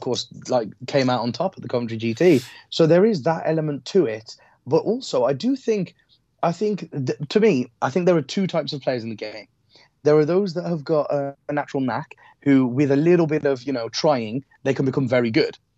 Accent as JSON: {"language": "English", "town": "Wolverhampton", "region": "West Midlands", "country": "United Kingdom", "said": "I'm from Wolves. I'm from Wolves."}